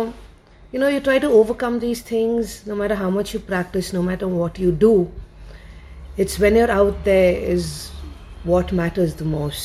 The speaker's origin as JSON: {"language": "English", "country": "India", "also_born_or_lived": "Bangalore", "said": "as an Indian"}